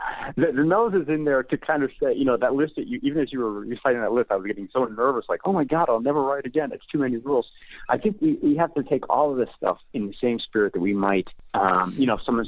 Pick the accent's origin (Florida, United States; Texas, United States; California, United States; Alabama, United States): Texas, United States; Amarillo; moved away as an adult; Well, when I came from Amarillo, Texas, I had gotten into the Syracuse program. It was my first trip east